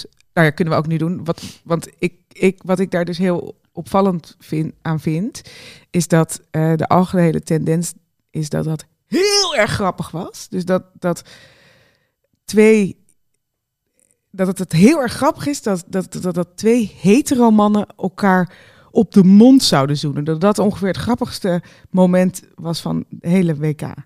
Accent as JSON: {"language": "Dutch", "country": "Netherlands", "said": "we daar nog als Nederlanders"}